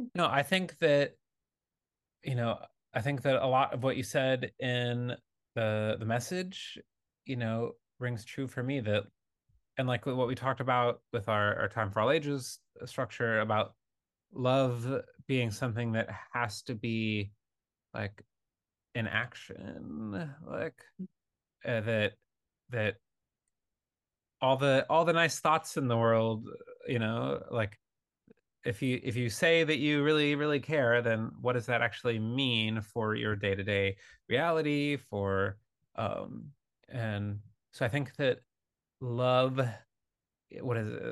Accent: Michigan and Wisconsin, Midwest, United States; moved away; i'm from uh michigan and wisconsin for 24 years of my life

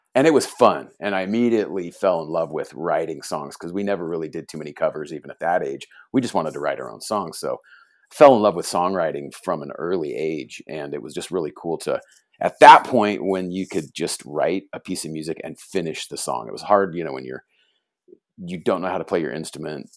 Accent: Fullerton, California, United States; also born or lived in Huntington Beach, California; I was born in Fullerton, California

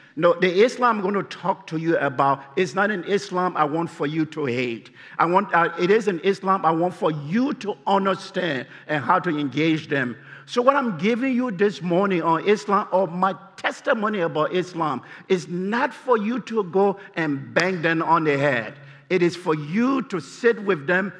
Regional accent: Liberia; moved away; I'm from Liberia.

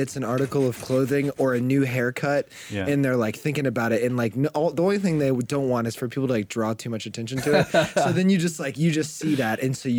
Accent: the South, United States; because I'm from the South too.

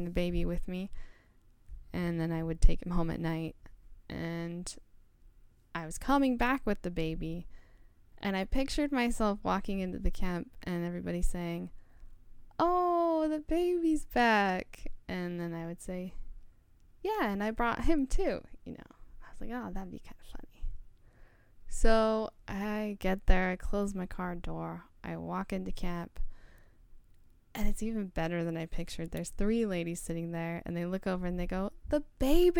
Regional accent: Ogden, Utah, United States; I'm from Ogden

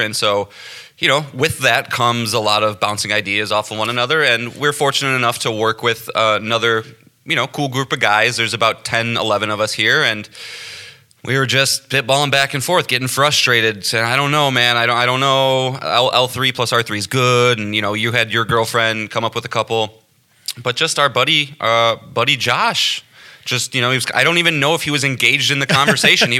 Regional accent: the Midwest of the United States, United States; born and raised in the Midwest of the United States of America.

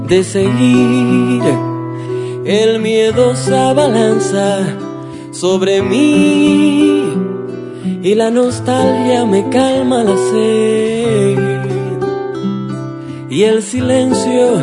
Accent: Cuba; soy cantautor cubano y vengo en esta ocasión a compartirles un poco de mi música.

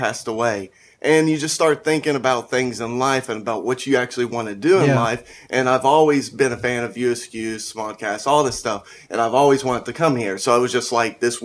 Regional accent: Kentucky, United States; I am from Kentucky.

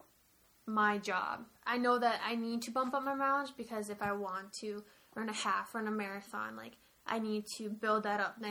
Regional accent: United States; close to my home state, like, right across the border

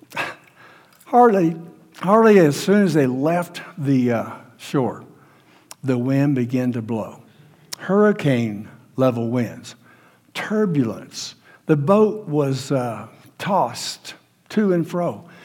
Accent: United States; We're American Christians

